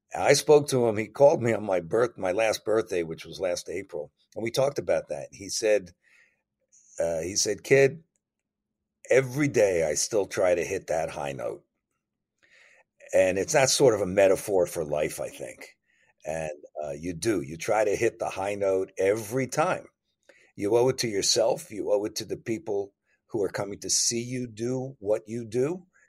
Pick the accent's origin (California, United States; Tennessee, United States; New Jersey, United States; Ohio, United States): New Jersey, United States; growing up in New Jersey